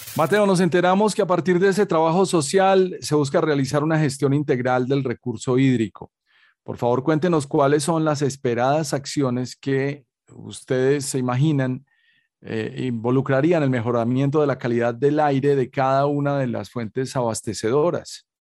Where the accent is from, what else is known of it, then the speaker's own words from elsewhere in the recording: Colombia; como colombiano